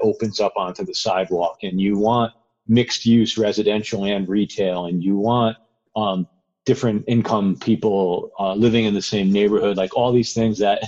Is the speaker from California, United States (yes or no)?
no; outside of New Haven, Connecticut, United States; I grew up outside of New Haven, Connecticut